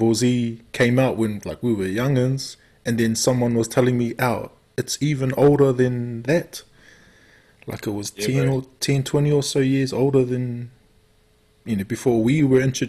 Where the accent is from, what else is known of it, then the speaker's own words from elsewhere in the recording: Waikato, New Zealand; I'm from Waikato